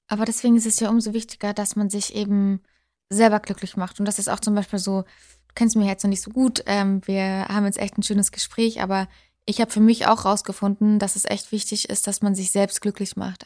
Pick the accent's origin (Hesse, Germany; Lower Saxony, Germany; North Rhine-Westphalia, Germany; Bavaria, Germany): Bavaria, Germany; Unterschleißheim; moved away as an adult; also born or lived in Dortmund; now in Munich, Germany; Ja, ich bin gebürtige Bayerin. Ich bin in München unter Schleißheim aufgewachsen